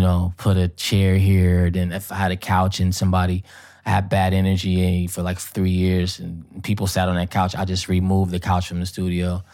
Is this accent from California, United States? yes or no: yes; Oakland, California, United States; moved away as an adult; now in Los Angeles, United States; I'm from Oakland